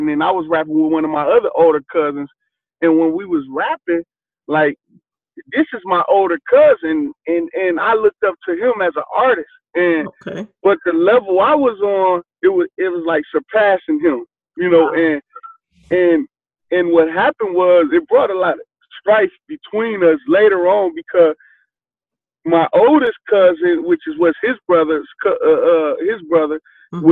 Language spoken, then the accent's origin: English; Flint, Michigan, United States; growing up in Flint, Michigan, it was real hard.